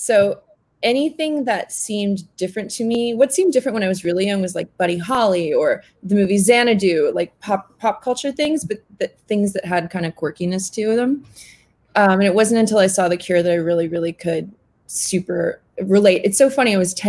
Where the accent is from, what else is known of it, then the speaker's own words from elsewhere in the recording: Canada; I grew up in Canada and we had a satellite dish and not everybody had that.